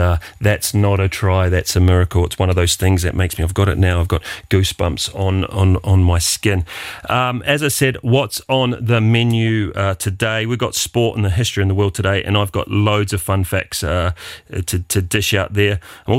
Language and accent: English; Wellington, New Zealand; I come from the Wairarapa of New Zealand, which is actually the sheep shearing capital of the world.